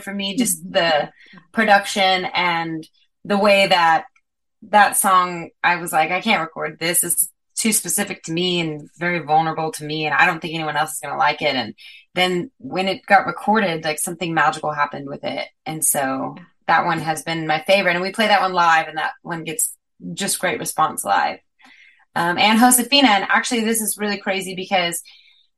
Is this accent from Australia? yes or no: no; Las Cruces, New Mexico, United States; moved away; also born or lived in Texas; I'm from Las Cruces, New Mexico